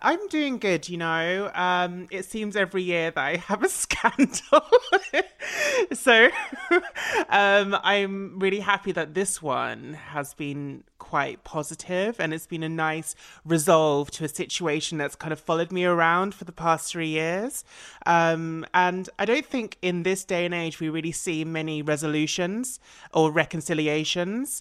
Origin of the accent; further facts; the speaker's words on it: Essex, East of England, United Kingdom; I'm an Essex girl